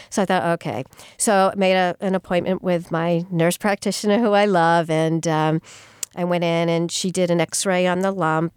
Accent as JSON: {"language": "English", "town": "Sturbridge", "region": "Massachusetts", "country": "United States", "tie": "born or raised there", "also_born_or_lived": "Amherst / Melrose / West Peabody", "moved": "as an adult", "lives_now": "Franklin, United States", "said": "I grew up in the Sturbridge area"}